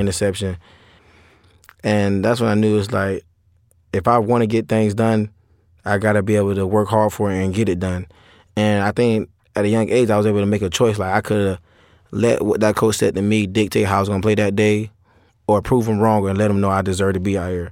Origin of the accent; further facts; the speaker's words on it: St. Petersburg, Florida, United States; I'm from Saint Petersburg, Florida